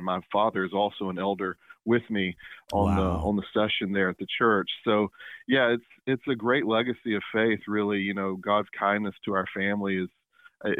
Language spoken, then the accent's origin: English; Tupelo, Mississippi, United States; also born or lived in Savannah, Georgia; I grew up here in Mississippi, and I live in my hometown in Tupelo, Mississippi